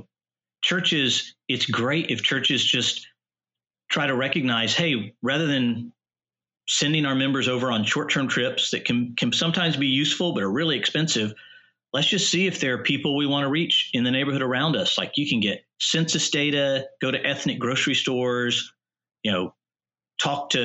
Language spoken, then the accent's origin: English; Texas, United States; now in Washington, D.C., United States; I'm from Texas